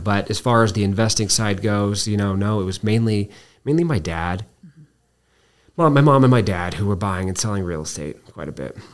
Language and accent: English; Albuquerque, New Mexico, United States; I was born here in Albuquerque